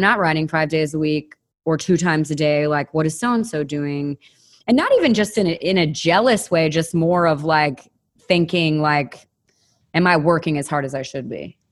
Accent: Williamson County, outside Nashville, Tennessee, United States; also born or lived in Los Angeles; I grew up outside of Nashville in Williamson County

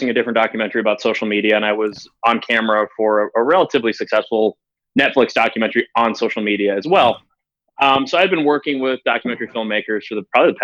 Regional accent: Wisconsin, United States; moved away; I grew up in Wisconsin

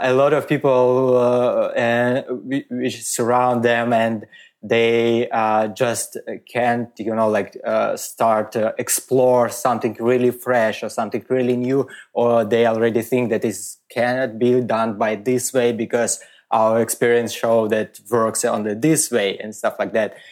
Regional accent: Moscow, Russia; English is a second language; moved away as an adult; also born or lived in Riga, Latvia / Germany; now in Switzerland; grew up in Moscow, and I my all my life I work uh, in uh, uh Russia

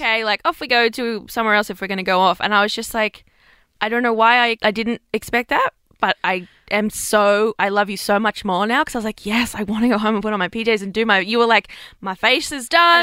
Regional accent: Bathurst, New South Wales, Australia; moved away; I'm from Bathurst

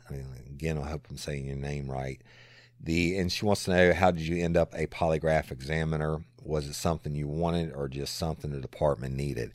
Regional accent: South Louisiana, United States; also born or lived in Tennessee / Florida / Texas / Dallas; born and raised in South Louisiana, and it will always be home

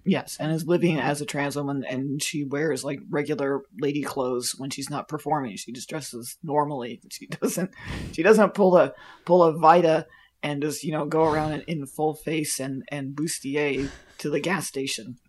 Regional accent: near Plant City, Florida, United States; I grew up near Plant City, Florida, which is where the strawberry festival in Florida is

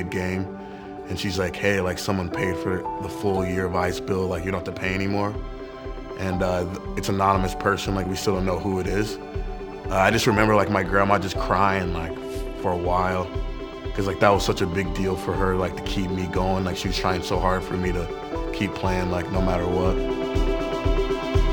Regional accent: Jacksonville, Florida, United States; I'm from Jacksonville, Florida

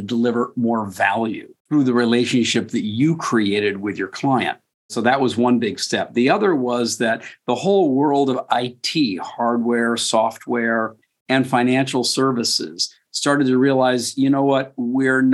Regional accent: Westport, Connecticut, United States; I grew up in Westport, Connecticut

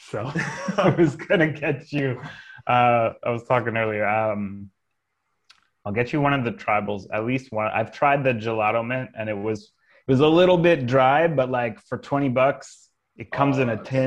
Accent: Knowlton, Quebec, Canada; where I grew up in Knowlton, Quebec

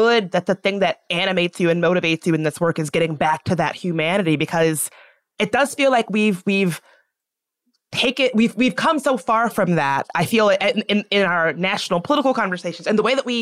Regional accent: Virginia, United States; now in Washington, D.C., United States; I grew up in Virginia

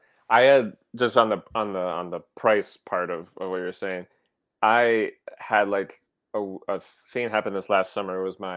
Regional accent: River Falls, United States; moved away; I'm from River Falls, a pretty small town. So, I mean, it's a college town, so it's not a tiny town, but it's not a tourist location.

